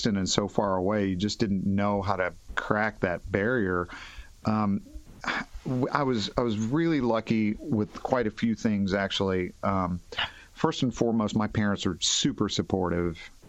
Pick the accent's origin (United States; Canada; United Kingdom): United States; Henderson, Kentucky; also born or lived in Nashville, Tennessee; now in Fort Wayne, United States; I'm from Henderson, Kentucky. It's in western Kentucky. It's on the Ohio River. It's about 30,000 people. And, imagine, like, I was growing up there in the 70s and early 80s